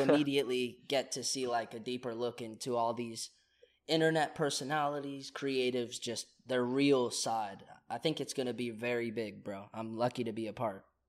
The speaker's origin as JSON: {"language": "English", "region": "Virginia", "country": "United States", "tie": "born or raised there", "also_born_or_lived": "Oklahoma / Charlottesville", "moved": "as an adult", "lives_now": "Los Angeles, United States", "said": "I grew up in Virginia, but I was born in Oklahoma"}